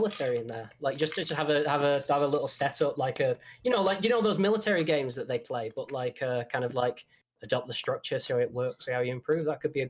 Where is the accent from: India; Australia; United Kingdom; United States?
United Kingdom; England; I can literally just sit down with my mates, walk to the pub. Yes, I am this English.